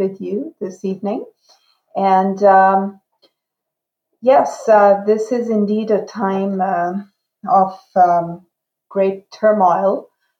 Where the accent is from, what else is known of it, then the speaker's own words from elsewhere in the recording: Shiraz, Fars, Iran; first language Urdu; English is a second language; also born or lived in Pakistan / Canada; now in Calgary, Canada; my upbringing in a trilingual environment in Shiraz, Iran. My family is originally from Pakistan